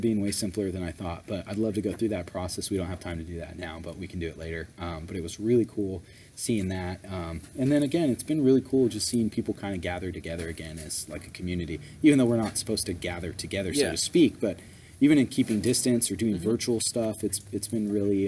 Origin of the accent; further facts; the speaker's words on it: California, United States; we're from California